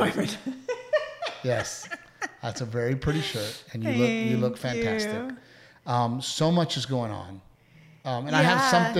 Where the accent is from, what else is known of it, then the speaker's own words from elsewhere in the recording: Portland, Texas, United States; I grew up in Gregory, Portland.